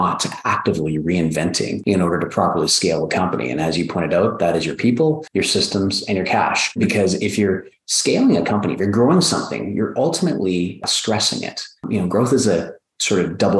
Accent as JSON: {"language": "English", "country": "Canada", "said": "I'm from Canada, I'm a toy maker from the North."}